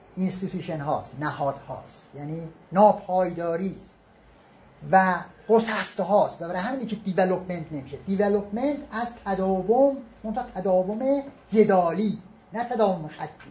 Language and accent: Persian; Iran; به عنوان یک ایرانی کوچیک